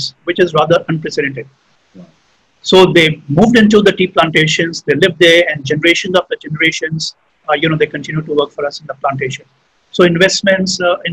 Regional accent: Jamshedpur, Jharkhand, India; moved away; I grew up in Jamshedpur, right? I did my schooling there

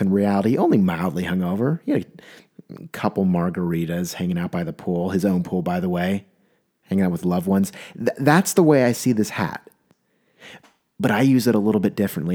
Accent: San Diego, California, United States; I'm from San Diego, um, and the ocean's there

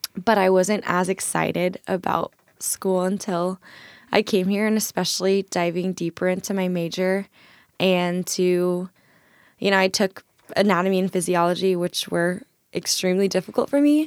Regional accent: Irvine, California, United States; moved away as an adult; now in Tacoma, United States; I'm from Irvine in Orange County

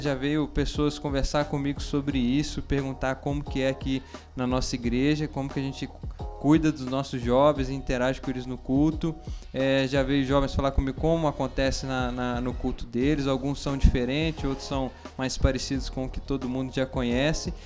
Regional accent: Belo Horizonte, Minas Gerais, Brazil; Eu sou de Belo Horizonte

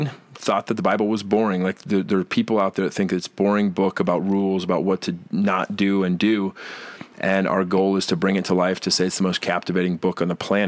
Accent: Colorado, United States; I grew up in Colorado, and off-roading was something

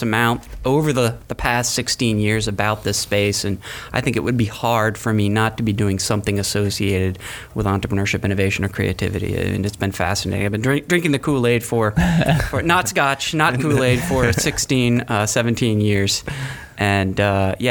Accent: Gainesville, Florida, United States; moved away; also born or lived in Atlanta / Paris; I was born in Gainesville

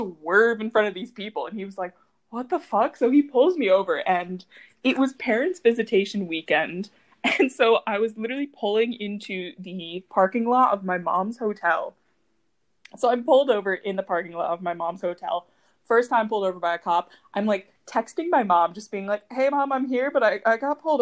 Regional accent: Syracuse, New York, United States; I'm from Syracuse

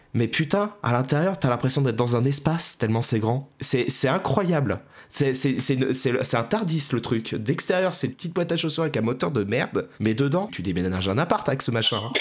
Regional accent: France; chez nous en France

